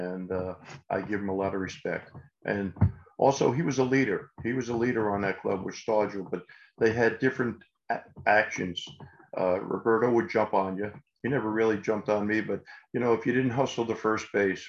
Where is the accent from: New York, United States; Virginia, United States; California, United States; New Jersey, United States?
New York, United States; New York City; Listen, Danny, I came from Queens, New York.